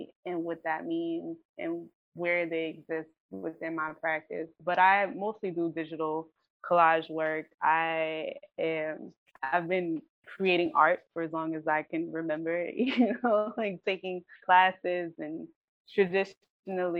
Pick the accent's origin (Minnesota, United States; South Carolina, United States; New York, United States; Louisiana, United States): New York, United States; now in Kensington; a current Vox member and originally from New York, living in Kensington